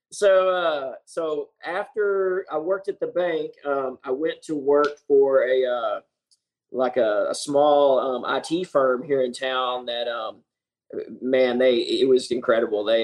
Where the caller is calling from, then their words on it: Jonesboro, Arkansas, United States; I'm coming live from Jonesboro, Arkansas.